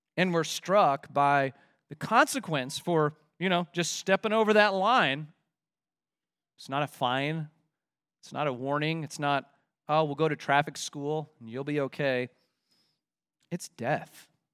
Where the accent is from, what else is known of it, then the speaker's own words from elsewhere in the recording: Kansas City, United States; my childhood growing up in Kansas City